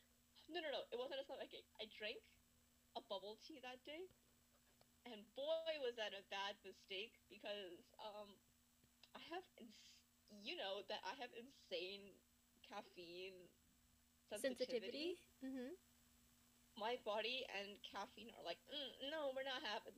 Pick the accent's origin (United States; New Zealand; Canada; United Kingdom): Canada; I am Canadian